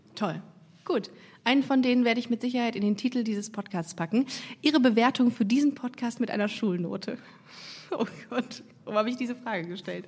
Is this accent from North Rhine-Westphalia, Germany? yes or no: yes; Düsseldorf, North Rhine-Westphalia, Germany; now in Cologne, Germany; Also ich komme aus Düsseldorf